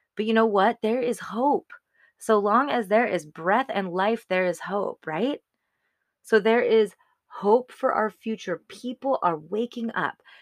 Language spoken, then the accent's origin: English; Arizona, United States; moved away as an adult; we came to Arizona, back, back to my home state